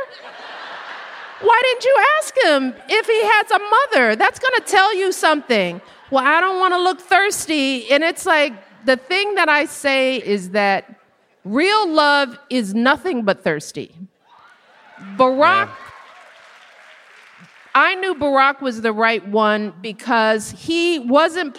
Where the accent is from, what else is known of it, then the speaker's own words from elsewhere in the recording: Chicago, Illinois, United States; I grew up on the South Side with everybody I've ever known within seven blocks of each other